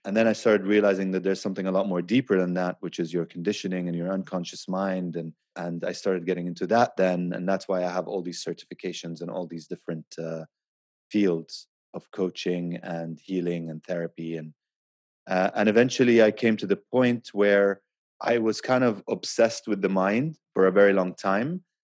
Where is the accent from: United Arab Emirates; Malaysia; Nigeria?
United Arab Emirates; Abu Dhabi; now in Dubai, United Arab Emirates; I grew up in Abu Dhabi